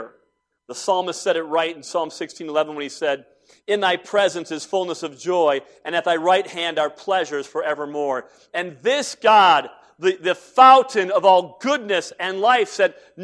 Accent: Cleveland, Ohio, United States; I was born and raised in Cleveland

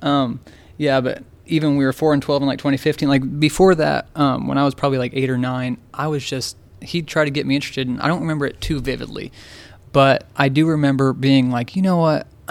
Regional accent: Lynn, Indiana, United States; also born or lived in Richmond, Indiana / Texas; I'm from Lynn, Indiana

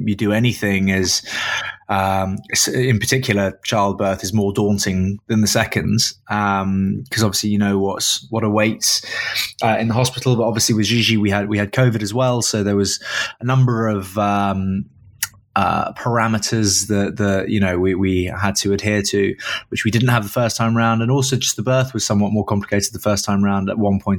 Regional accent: Caunton, East Midlands, United Kingdom; also born or lived in Grantham; My first childhood memories of home were in a very small town that no one will have heard of, called Caunton. I was born in Grantham

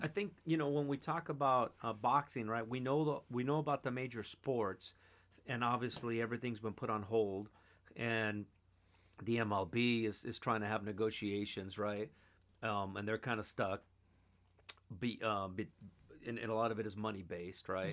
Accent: Los Angeles, California, United States; I grew up in Los Angeles, California, born and raised. Atwater Village.

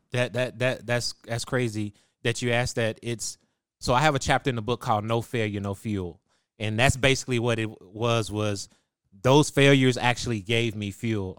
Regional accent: Waco, Texas, United States; I was born in Waco, Texas, and that's where I was raised

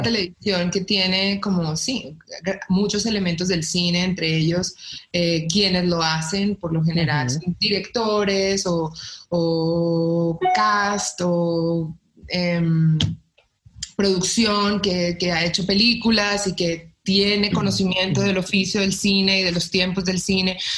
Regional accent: Colombia; now in Mexico; porque pues yo estoy en México, yo soy colombiana

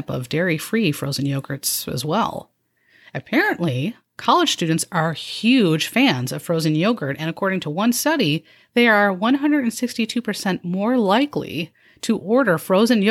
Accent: Downers Grove, Illinois, United States; born or raised there

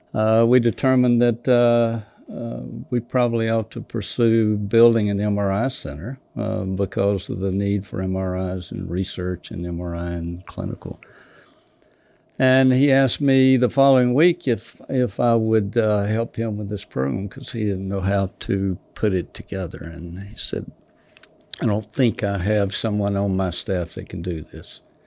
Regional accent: Douglas, Georgia, United States; South Georgia

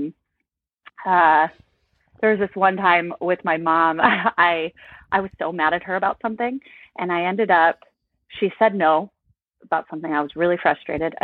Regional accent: Michigan, United States; moved away; also born or lived in Virginia; I grew up in Michigan. I was in Michigan for half of my life, and then I ended up in Virginia for a little bit

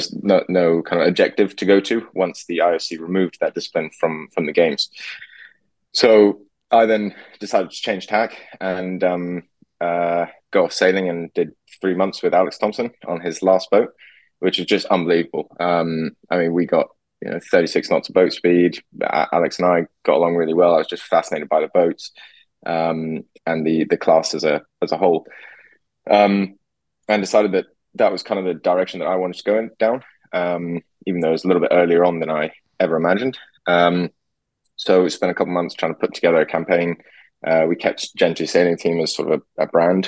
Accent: Singapore; moved away; grew up in Singapore

